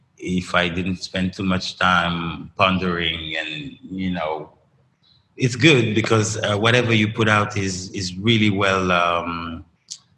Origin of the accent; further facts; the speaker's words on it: Dakar, Senegal; I grew up in Dakar, but like in the best of Dakar